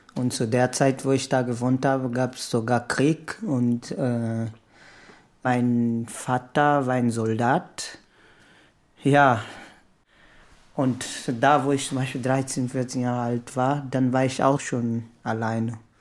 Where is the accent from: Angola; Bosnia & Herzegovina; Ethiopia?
Angola; Lobito, Benguela; German is a second language; now in Germany; Ich komme aus Angola, mein Heimatdorf heißt Lobito